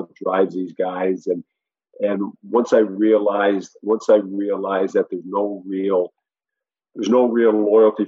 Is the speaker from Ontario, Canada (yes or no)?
no; Prince Edward Island, Canada; now in Vienna, Austria; coming from PEI